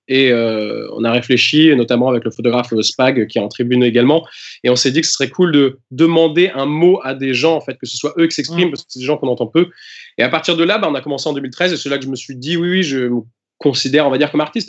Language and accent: French; Normandy, France; also born or lived in England; je suis anglais et, euh, je suis normand à la fois